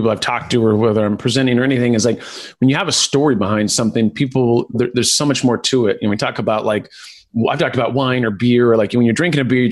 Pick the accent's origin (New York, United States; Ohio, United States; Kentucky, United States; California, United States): California, United States; I grew up here in California